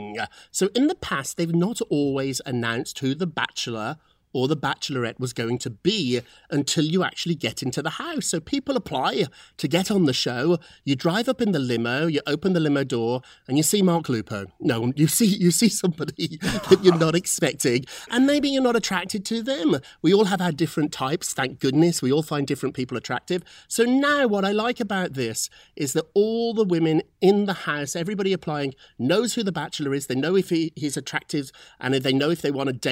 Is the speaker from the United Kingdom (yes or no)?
yes; United Kingdom; I'm British